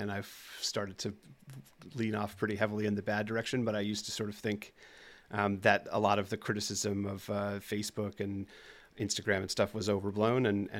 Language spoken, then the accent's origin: English; New Jersey, United States; accent: New Jersey; I'm from New Jersey, and I've been noticing a couple of words that come out that make me sound like New Jersey, like coffee, stuff like that.